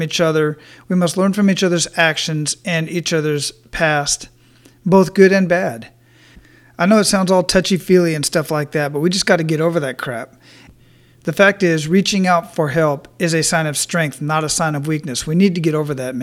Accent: Phoenix, Arizona, United States; moved away as an adult; I was born and raised in Phoenix, Arizona, and stayed there till I was 20.

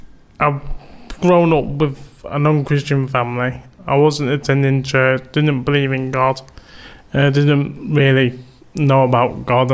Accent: Manchester, North West England, United Kingdom; I was born in Wythenshawe. I just lived down the road in Woodhouse Park. So I attended William Temple.

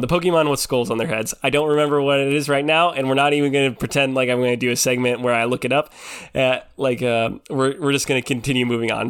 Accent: Pacific Northwest, United States; I grew up in the Pacific Northwest

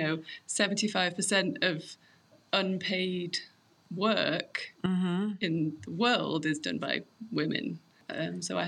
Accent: England, United Kingdom; moved away as an adult; now in Colorado, United States; We grew up in England.

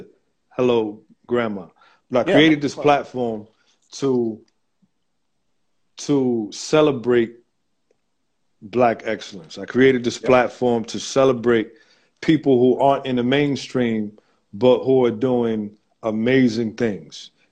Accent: Georgetown, Guyana; of Guyanese descent. I is a GT Bana.

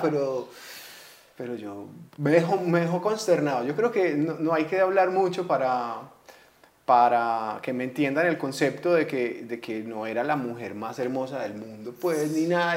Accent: Colombia; si somos colombianos

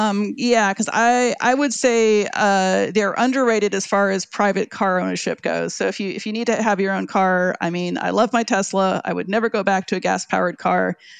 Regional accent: Oakland, California, United States; growing up by Lake Merritt was beautiful. It was exciting. It was diverse. It was vibrant.

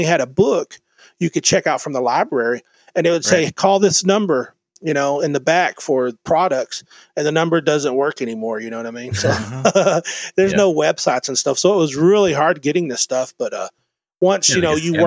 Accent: Mesquite, Texas, United States; I grew up in Mesquite, Texas

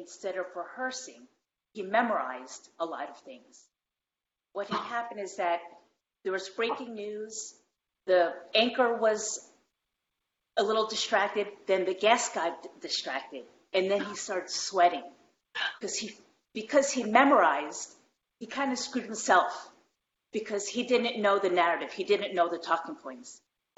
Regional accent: New York, United States; moved away as an adult; now in Las Vegas, United States; I'm from New York. I've been living here in Vegas with my family for 13 years.

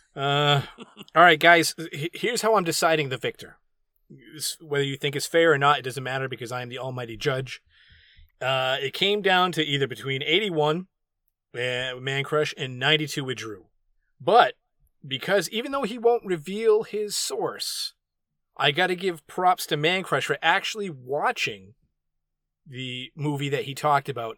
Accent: New England, United States; the New Englander

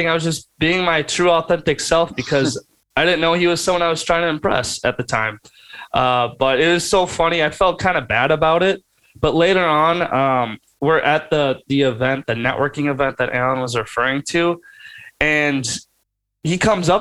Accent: Midwest, United States; I'm from the Midwest

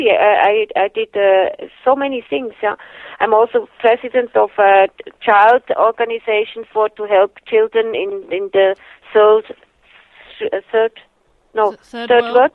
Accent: Germany; English is a second language; I uh, had all my falls uh, growing up in Germany and uh, never in Switzerland.

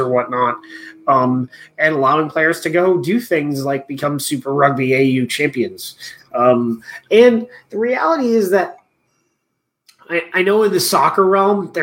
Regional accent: United States; being an American

